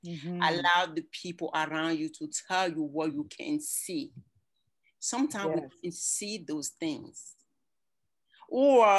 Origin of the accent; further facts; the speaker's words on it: Cameroon; moved away as an adult; also born or lived in Germany / Johnson City, Tennessee; now in United States; I'm from Cameroon. That is where my accent comes from.